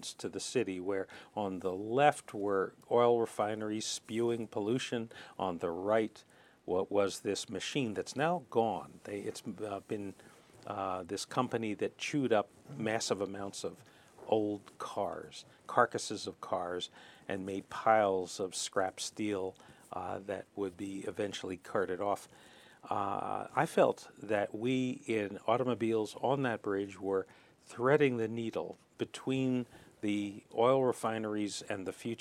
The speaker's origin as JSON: {"language": "English", "town": "Philadelphia", "region": "Pennsylvania", "country": "United States", "tie": "born or raised there", "said": "I was born on Broad Street"}